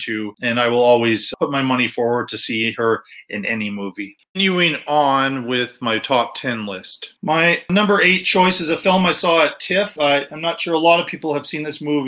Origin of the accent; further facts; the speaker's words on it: Ireland; I am Irish